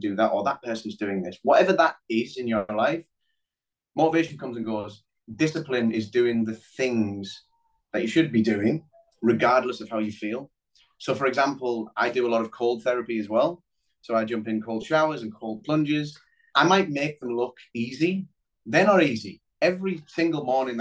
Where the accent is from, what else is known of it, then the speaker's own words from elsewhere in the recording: Middlesbrough, North East England, United Kingdom; moved away as an adult; also born or lived in London; growing up in Middlesbrough